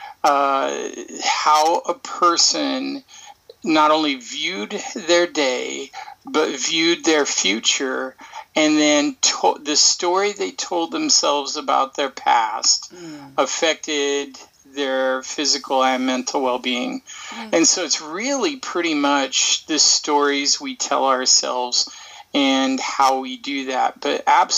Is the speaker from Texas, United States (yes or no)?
no; Portland, Oregon, United States; also born or lived in Kansas; I grew up here in Oregon and played a lot of soccer.